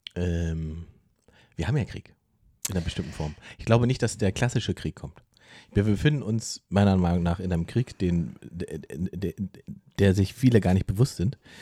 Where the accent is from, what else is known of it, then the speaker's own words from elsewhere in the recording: the East, eastern Germany, Germany; wo ich herkomme